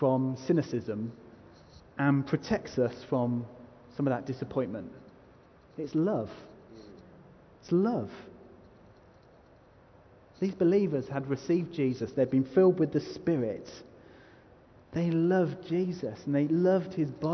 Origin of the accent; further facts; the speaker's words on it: United Kingdom; I'm so British